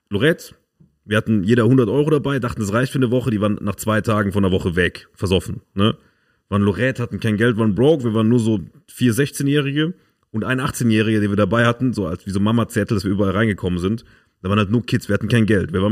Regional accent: Germany; Ja, ich bin auch Deutscher, was geht, Alter?

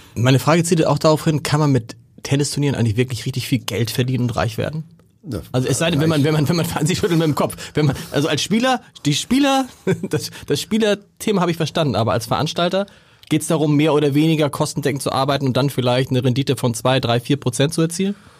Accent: Hamburg, Germany; accent: harter Hamburger Dialekt; mein harter Hamburger Dialekt

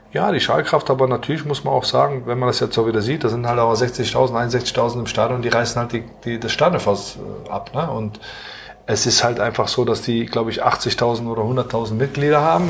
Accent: Aachen, North Rhine-Westphalia, Germany; moved away; ist ja meine Heimatstadt

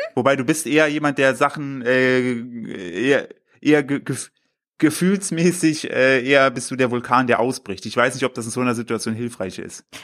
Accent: Germany; now in Cologne, Germany; bei mir in Windeschleuber, äh, Grüß gehen raus an mein, mein, äh, mein Heimatdorf

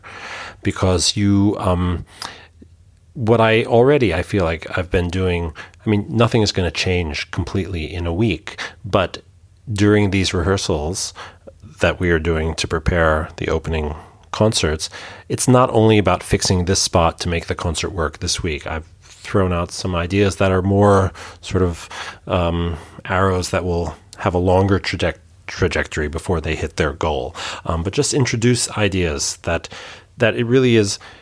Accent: New York, United States; born or raised there; now in Hamburg, Germany

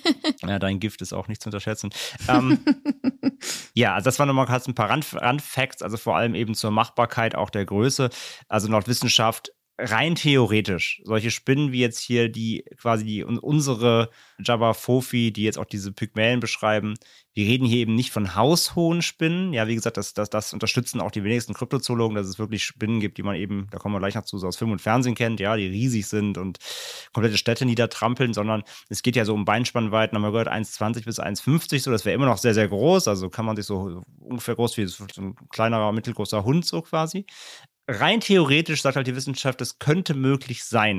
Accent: Germany; wir als Deutsche

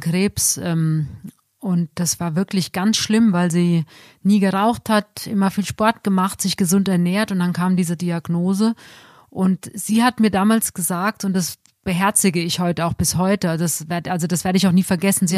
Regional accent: Germany; bei uns in Deutschland

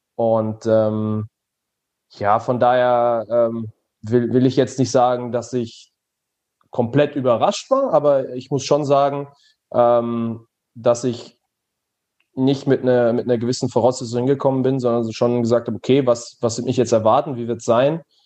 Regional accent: Germany; moved away as an adult; now in Belgium; meiner Heimat äh, nahezu äh, der niederländischen Grenze

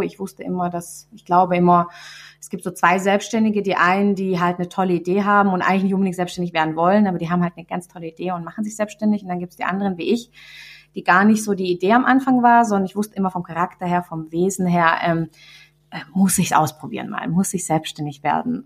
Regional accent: Swabia, Baden-Württemberg, Germany; accent: Swabian; ich rede total Schwäbisch

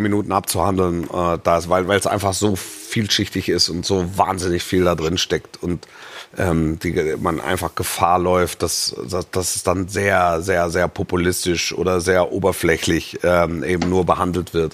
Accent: Esslingen district, Baden-Württemberg, Germany; Ich war im Kreis Esslingen, war ich äh, äh, schulpflichtig

